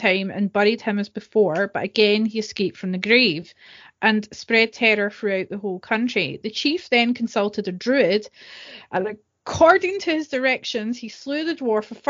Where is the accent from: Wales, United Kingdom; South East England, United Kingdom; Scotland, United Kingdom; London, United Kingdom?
Scotland, United Kingdom; as a Scot